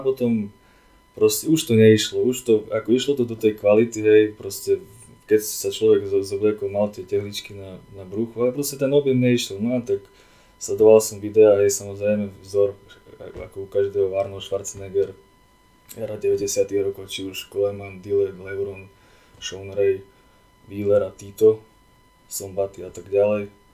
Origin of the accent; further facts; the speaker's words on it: Vranov nad Topľou, Prešov Region, Slovakia; moved away as an adult; now in Bratislava, Slovakia; Pochádzam z východného Slovenska